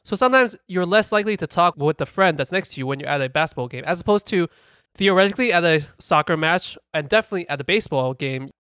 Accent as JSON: {"language": "English", "country": "United States", "said": "we're American"}